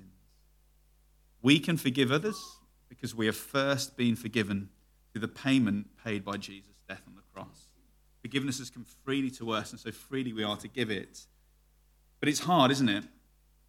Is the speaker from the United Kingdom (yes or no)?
yes; United Kingdom; Me, being very British